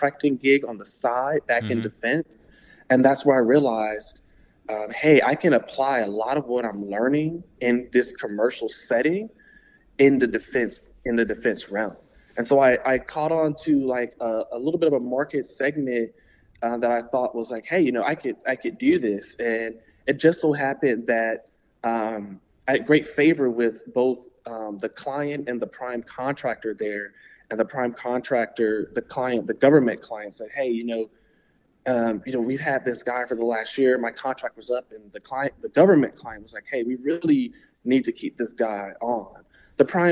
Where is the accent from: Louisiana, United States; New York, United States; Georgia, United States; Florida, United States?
Georgia, United States; Atlanta; moved away as an adult; also born or lived in Washington, D.C.; now in Arlington, Virginia, United States; I'm originally from Atlanta, Georgia. Born and raised there to two awesome parents